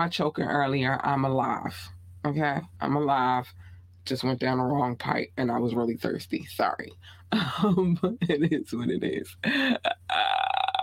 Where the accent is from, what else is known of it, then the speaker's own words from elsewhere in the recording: Baltimore, Maryland, United States; accent: Baltimore; my Baltimore accent